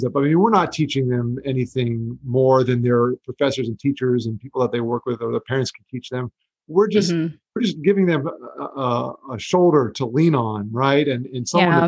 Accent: Florida, United States; also born or lived in New York; I was born in New York and my parents moved down to Florida when I was just 3 years old in the 80s.

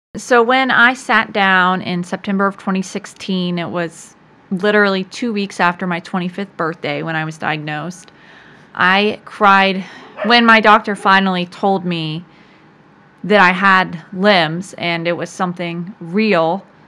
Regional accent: Virginia Beach, Virginia, United States; I was born in Virginia Beach, Virginia, and I have lived there for most of my life.

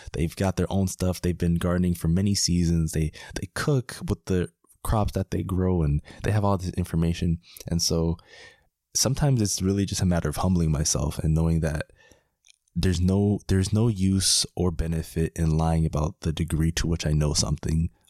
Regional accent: Miami, Florida, United States; moved away as an adult; also born or lived in Washington, D.C. / Howard County, Maryland; I'm from Miami, and sometimes it seems like a very unlikely thing that a guy from Miami is spending the summer in Maryland

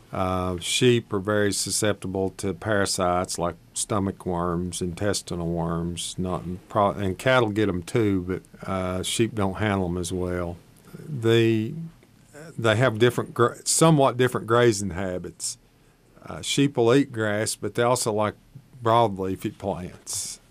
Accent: Shady Valley, Tennessee, United States; I grew up in Shady Valley, Tennessee, just across the mountain over here in the Tennessee

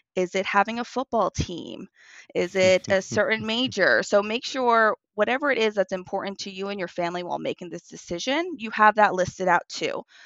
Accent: Long Island, New York, United States; moved away as an adult; now in South Florida, United States; I actually am born and raised on Long Island, and I moved down to South Florida in twenty eighteen.

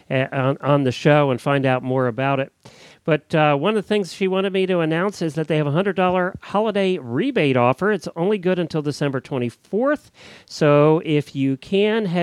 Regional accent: Lancaster County, Pennsylvania, United States; the county I grew up in Lancaster County, Pennsylvania

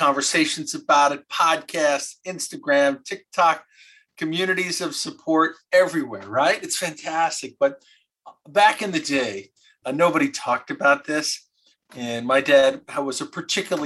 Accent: Michigan, United States; also born or lived in Philadelphia; I grew up in Michigan

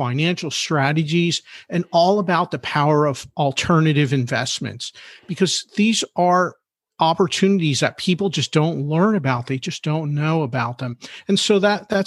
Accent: Philadelphia, Pennsylvania, United States; I'm a Philly guy, right? I'm from Philadelphia.

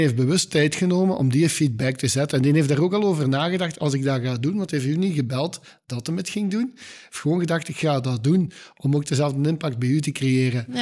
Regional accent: Limburg, Flanders, Belgium; als Limburgers is dat zo'n beetje onze DNA

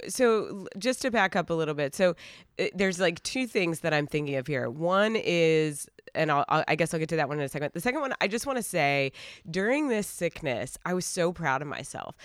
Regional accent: Asheville, North Carolina, United States; moved away; we are originally from Asheville, North Carolina

